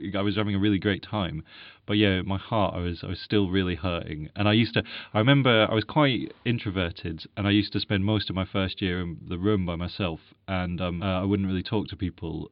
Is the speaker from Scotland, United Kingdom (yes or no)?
yes; Edinburgh, Scotland, United Kingdom; I'm from Edinburgh